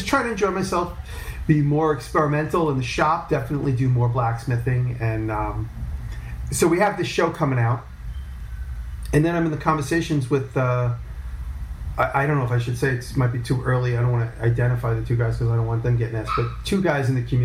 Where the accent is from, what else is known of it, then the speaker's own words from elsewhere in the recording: Long Island, New York, United States; I grew up in Long Island, and I moved to the city.